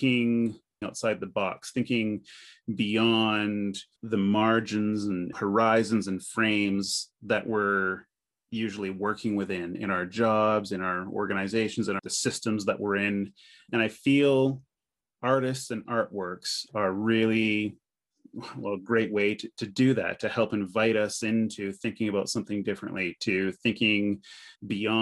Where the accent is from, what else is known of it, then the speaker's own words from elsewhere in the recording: near North Bay, Northern Ontario, Canada; moved away; also born or lived in North Bay, Ontario; I was born in North Bay, but we grew up and lived in a small little French town just outside of North Bay at the time